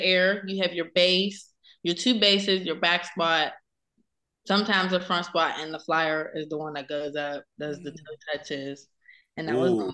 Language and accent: English; Penn Hills, Pennsylvania, United States; I am from Pittsburgh, PA. The Penn Hills area